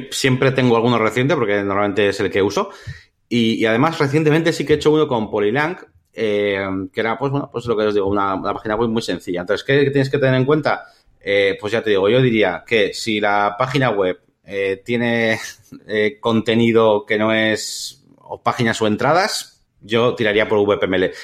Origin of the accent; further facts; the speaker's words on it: Spain; now in London, United Kingdom; Yo quiero ver la web en castellano aunque esté en Londres, porque yo, yo soy español, digamos, ¿no?